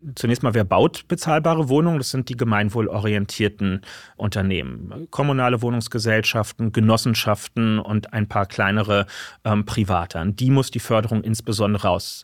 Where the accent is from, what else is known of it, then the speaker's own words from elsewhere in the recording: Berlin, Germany; hier in meiner Heimatstadt Berlin